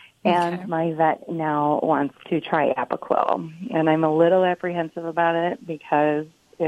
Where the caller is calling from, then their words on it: Buffalo, New York, United States; I am calling from Buffalo, New York.